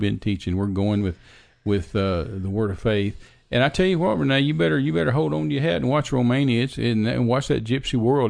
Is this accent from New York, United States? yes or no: no; Midland, Texas, United States; also born or lived in Big Spring, Texas; I was raised in Midland, Texas, out in the desert, and, uh, West Texas.